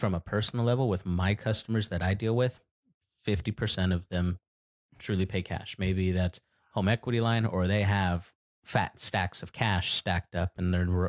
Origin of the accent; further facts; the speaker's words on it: Colorado, United States; now in Sacramento, United States; I grew up in Colorado.